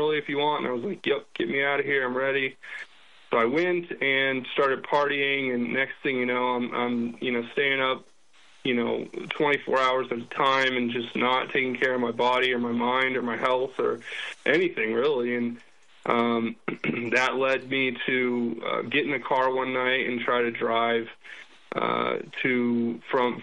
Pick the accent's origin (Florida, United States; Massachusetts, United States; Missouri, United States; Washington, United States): Florida, United States; moved away as an adult; also born or lived in New Mexico; growing up in Florida